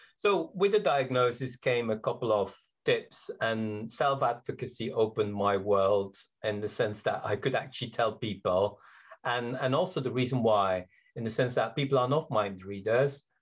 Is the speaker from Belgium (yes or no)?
yes; Belgium; English is a second language; also born or lived in Britain; now in United Kingdom; I'm originally from Belgium. English is my third language. I came to Britain, oh, very long time ago